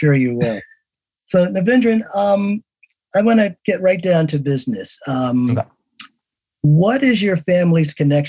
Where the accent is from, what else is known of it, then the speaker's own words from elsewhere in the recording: Newark, New Jersey, United States; I knew we were both from Newark.